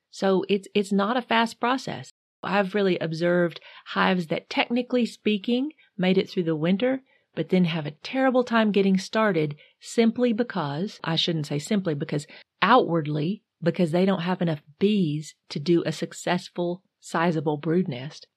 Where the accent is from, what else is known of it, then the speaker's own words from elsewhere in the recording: North Carolina, United States; I'm from North Carolina, not Michigan